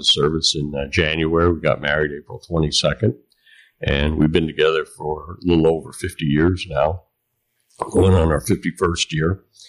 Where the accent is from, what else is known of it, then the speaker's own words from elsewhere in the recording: Kentucky, United States; born there; I was born in Kentucky. I was. My father was in the military. So we traveled a lot.